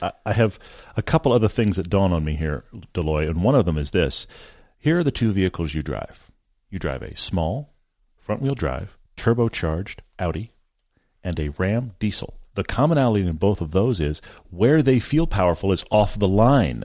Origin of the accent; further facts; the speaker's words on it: Texas, United States; I grew up in Texas.